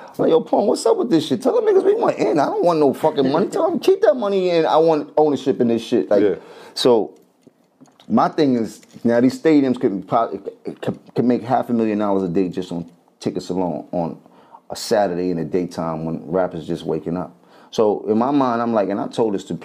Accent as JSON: {"language": "English", "town": "New York City", "region": "New York", "country": "United States", "said": "I'm from Harlem"}